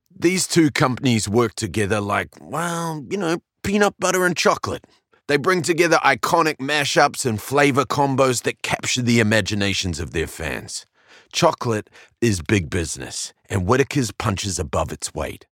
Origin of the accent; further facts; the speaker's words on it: New Zealand; we Kiwis, we love to support our own